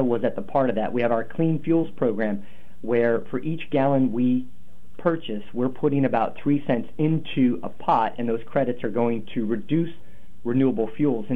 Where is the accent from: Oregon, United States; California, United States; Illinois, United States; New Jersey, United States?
Oregon, United States; Portland; I'm from North Portland. I'm from the poorest neighborhood in North Portland.